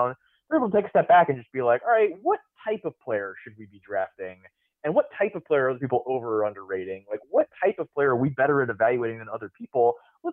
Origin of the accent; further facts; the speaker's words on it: Tampa, Florida, United States; I grew up in Tampa